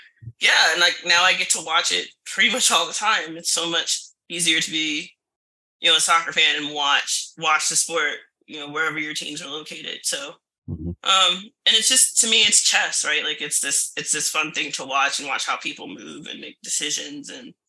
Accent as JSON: {"language": "English", "region": "Virginia", "country": "United States", "tie": "born or raised there", "said": "when I was growing up in Virginia"}